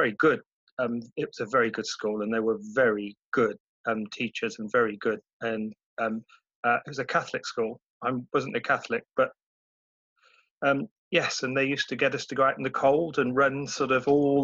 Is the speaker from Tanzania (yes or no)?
no; Cheltenham, South West England, United Kingdom; My childhood was pretty good in Cheltenham